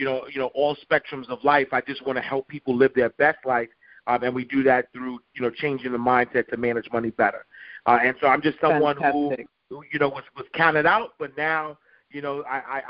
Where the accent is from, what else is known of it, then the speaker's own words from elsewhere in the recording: New York City, New York, United States; So I'm from Harlem, New York, from the St. Nicholas Projects